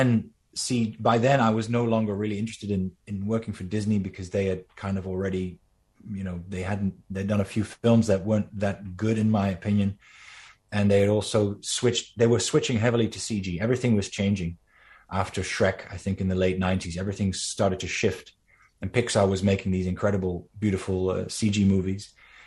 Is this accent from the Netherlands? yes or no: yes; Netherlands; I just met this old Danish animator who just happened to live very close to where I grew up in Holland, in the Netherlands.